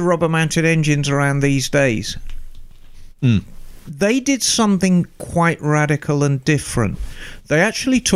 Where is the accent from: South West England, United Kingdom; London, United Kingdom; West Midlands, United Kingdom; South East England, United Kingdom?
West Midlands, United Kingdom; Birmingham; These bikes were made in Birmingham, and as everyone is probably aware, that is my hometown